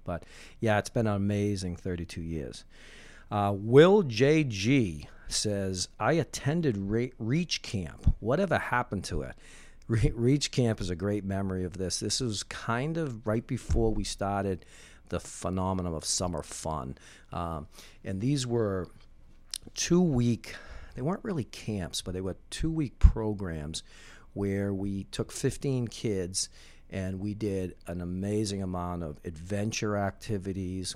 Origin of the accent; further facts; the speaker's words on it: Winthrop, Massachusetts, United States; I grew up in Winthrop